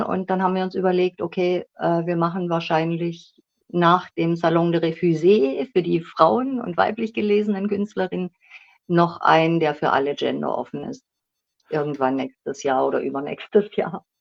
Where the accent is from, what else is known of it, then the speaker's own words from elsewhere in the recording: Schwäbisch Gmünd, Baden-Württemberg, Germany; accent: South German; now in Berlin, Germany; ich bin in Schwäbisch Gmünd geboren worden, aber ich lebe schon seit gefühlten 100 Jahren in Berlin